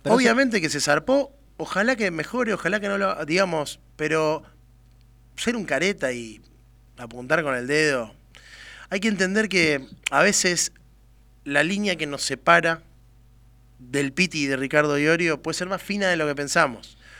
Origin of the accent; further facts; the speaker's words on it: Argentina; somos argentinos